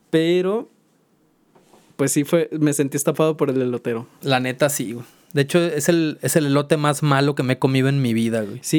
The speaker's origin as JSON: {"language": "Spanish", "region": "Zacatecas", "country": "Mexico", "tie": "born or raised there", "said": "De hecho, precisamente por la cantera más me recuerda a mi ciudad natal, ¿no? O sea, como que a mí Zacatecas me trae esta, este buen recuerdo como de algo, de algo familiar."}